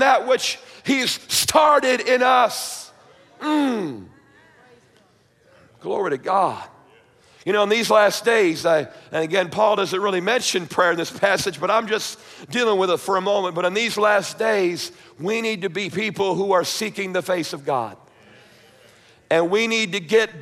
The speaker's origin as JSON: {"language": "English", "region": "New York", "country": "United States", "tie": "born or raised there", "said": "growing up in the church, and I was raised in Baptist, somewhat conservative, independent Baptist up in New York"}